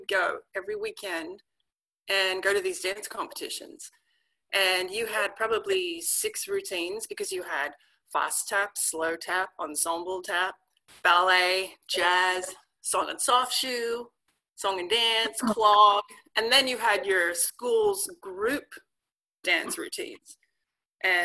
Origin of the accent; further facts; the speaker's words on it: Guildford, New South Wales, Australia; moved away as an adult; also born or lived in Paris, France; now in Washington, United States; So I grew up in Sydney, Australia, in a small town about 45 minutes out of Sydney called Guildford.